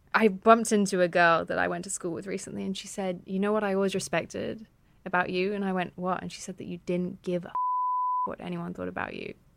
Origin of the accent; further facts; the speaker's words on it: United Kingdom; I was raised outside of London in a, a, an OAP town